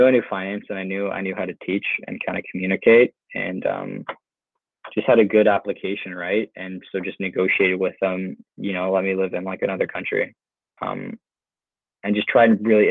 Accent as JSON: {"language": "English", "area": "just outside of Toronto", "region": "Ontario", "country": "Canada", "tie": "born or raised there", "moved": "as an adult", "lives_now": "Lisbon, Portugal", "said": "I grew up just outside of Toronto"}